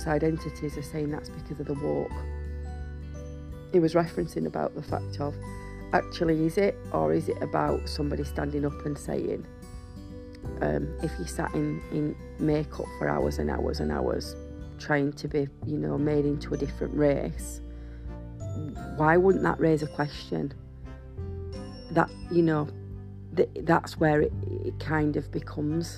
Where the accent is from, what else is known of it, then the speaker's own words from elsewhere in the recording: United Kingdom; we're white British